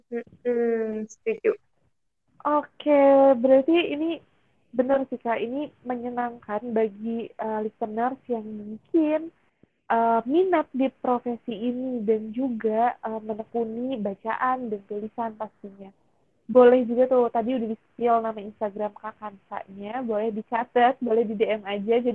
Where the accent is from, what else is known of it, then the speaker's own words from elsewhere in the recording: Depok, West Java, Indonesia; aku di daerah Jabodetabek di Depok aku anak Depok